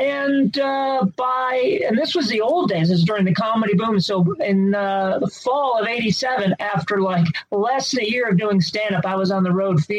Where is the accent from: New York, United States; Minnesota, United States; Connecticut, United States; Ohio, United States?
Ohio, United States; Cleveland; From Cleveland.